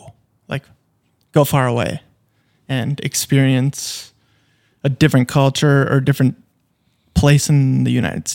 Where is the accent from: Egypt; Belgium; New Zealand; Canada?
Canada; Fergus, Ontario; I think like just growing up in Fergus and having a great time and whatnot